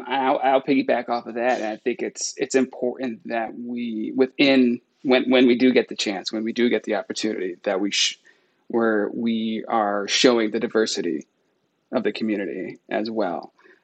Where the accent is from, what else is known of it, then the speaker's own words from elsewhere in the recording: California, United States; I grew up in California. I'm New Yorican, but I grew up in California.